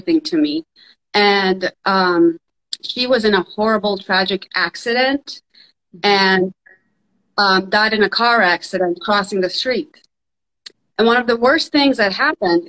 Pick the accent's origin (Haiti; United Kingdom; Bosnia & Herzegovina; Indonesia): Bosnia & Herzegovina; now in Jacksonville, United States; I'm originally from Bosnia. So I immigrated here during the Civil War in the 90s.